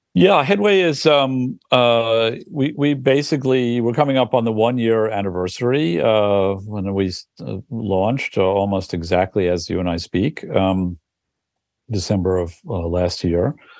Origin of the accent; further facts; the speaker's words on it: New York, United States; as a New Yorker